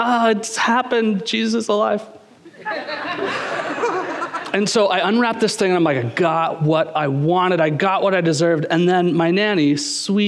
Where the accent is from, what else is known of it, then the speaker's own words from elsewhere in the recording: Kingston, Ontario, Canada; I was just a kid growing up in Kingston, Ontario